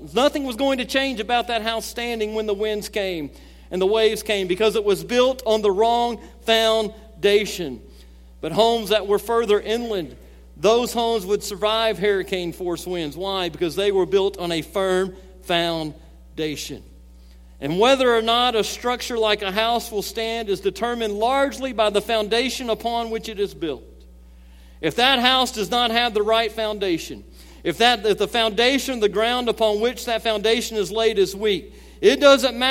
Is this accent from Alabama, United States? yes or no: yes; Gulf Coast of Alabama, United States; I grew up on the Gulf Coast of Alabama